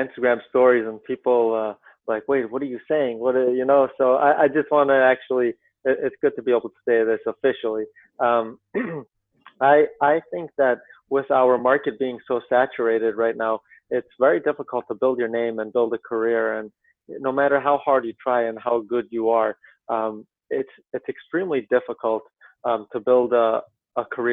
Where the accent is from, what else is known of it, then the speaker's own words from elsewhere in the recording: Ohio, United States; now in Connecticut, United States; I live in Connecticut at this time, and I grew up in Ohio